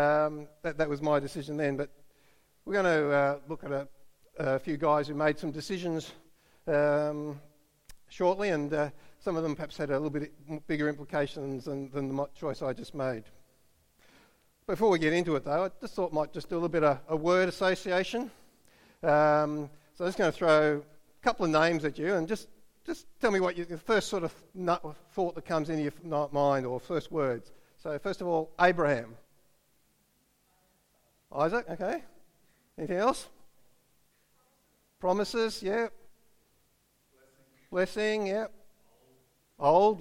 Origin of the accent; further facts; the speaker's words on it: Canberra, Australian Capital Territory, Australia; moved away as an adult; I grew up in Canberra